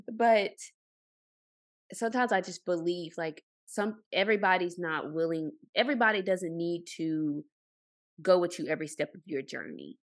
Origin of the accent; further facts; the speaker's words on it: Arkansas, United States; moved away; I'm from Arkansas.